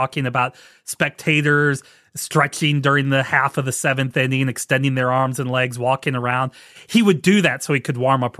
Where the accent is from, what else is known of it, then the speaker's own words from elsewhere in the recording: St. Louis, Missouri, United States; moved away; also born or lived in Milwaukee; I grew up in St. Louis